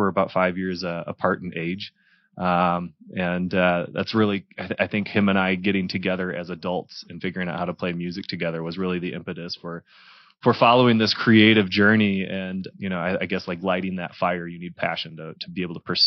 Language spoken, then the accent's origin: English; Michigan, United States; moved away as an adult; also born or lived in Detroit area, Michigan / Texas / Dallas, Texas; now in Denver, United States; I'm originally from Michigan. Born and raised